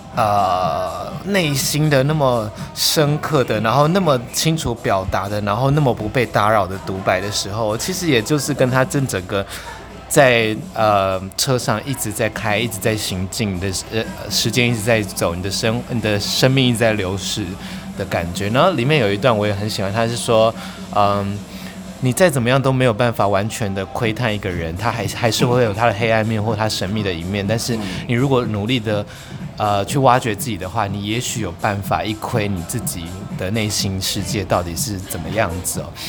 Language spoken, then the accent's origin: Chinese; Taiwan; 我们台湾人，有的人可能会英文啊，会日文啊